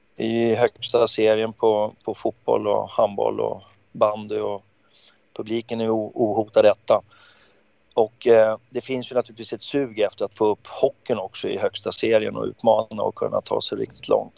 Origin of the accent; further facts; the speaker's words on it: Stockholm, Stockholm County, Sweden; jag växte ju upp i Farsta